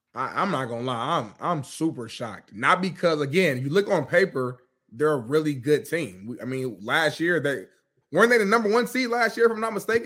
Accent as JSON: {"language": "English", "town": "Indianapolis", "region": "Indiana", "country": "United States", "said": "I'm from Indianapolis, Indiana."}